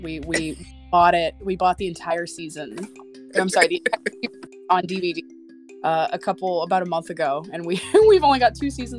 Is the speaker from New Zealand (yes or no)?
no; Tennessee, United States; also born or lived in Central Florida, United States; but I grew up in Tennessee and Central Florida